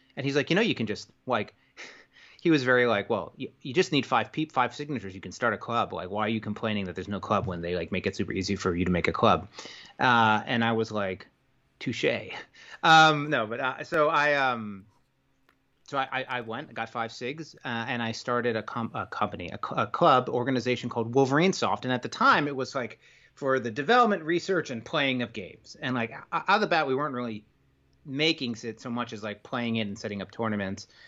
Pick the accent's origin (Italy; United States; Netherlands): United States; New York; moved away; I'm from New York originally.